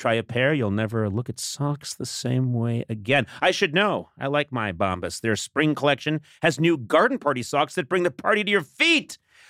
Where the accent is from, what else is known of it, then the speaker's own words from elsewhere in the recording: Brookline, Massachusetts, United States; my hometown of Brookline, Massachusetts